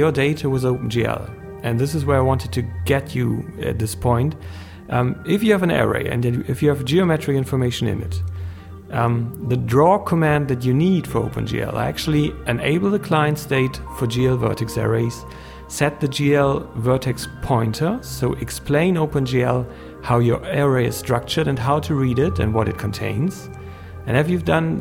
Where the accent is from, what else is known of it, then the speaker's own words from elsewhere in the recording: Germany; English is a second language; I'm a German guy, so English is my native language